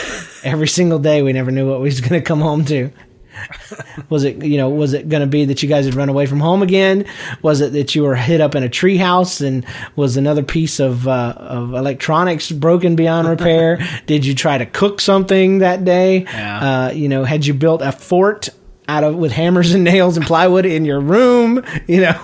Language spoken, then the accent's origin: English; Georgia, United States; We're all from Georgia